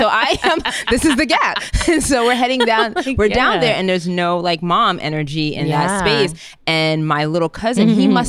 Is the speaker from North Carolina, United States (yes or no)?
no; New York City, New York, United States; I grew up in the Bronx